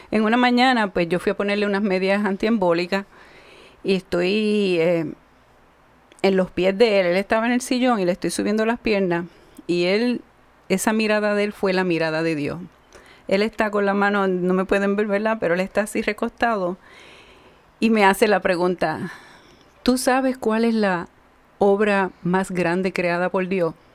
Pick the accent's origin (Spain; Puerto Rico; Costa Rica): Puerto Rico; Ciales; soy eh, de tres hermanos, soy la menor, dos hermanos mayores, soy de Ciales, del campo también, que vivimos en el pueblo.